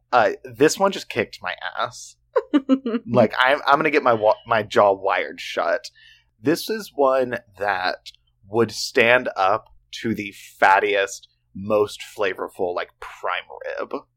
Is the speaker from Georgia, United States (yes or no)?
no; Oklahoma, United States; We grew up in Oklahoma